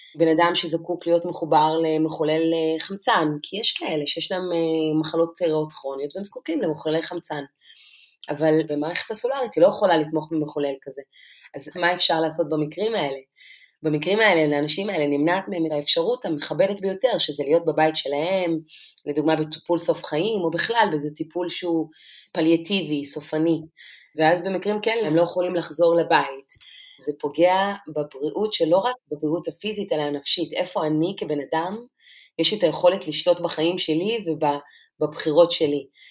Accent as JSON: {"language": "Hebrew", "town": "Lakiya", "region": "Southern District", "country": "Israel", "tie": "born or raised there", "also_born_or_lived": "Debrecen, Hungary", "said": "גדלתי במסוג של חממה של אה, נשים שהן פורצות דרך. ביישוב שלי לקיה"}